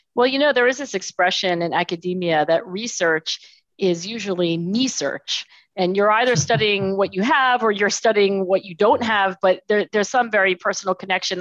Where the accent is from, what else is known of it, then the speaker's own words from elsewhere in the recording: Philadelphia, Pennsylvania, United States; I was born in Philadelphia, actually down the street. So, I'm in Philadelphia today, and I was born in Philadelphia.